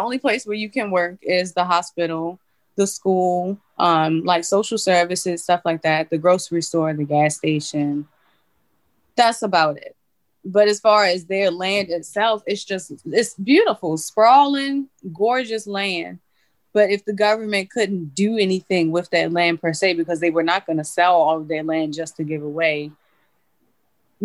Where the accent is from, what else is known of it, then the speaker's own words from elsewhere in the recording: Baltimore, Maryland, United States; I'm from Baltimore City